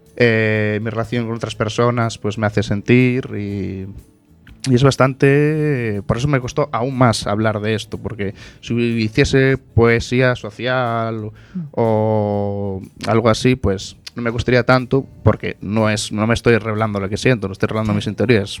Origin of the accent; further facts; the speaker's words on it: Oleiros, Galicia, Spain; yo soy de Oleiros